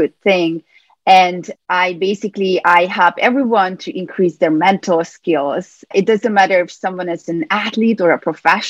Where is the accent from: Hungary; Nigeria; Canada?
Hungary; Budapest; moved away as an adult; also born or lived in California, United States; now in New York, United States; I grew up in Hungary, in Budapest, and I moved to the U.S. in 2006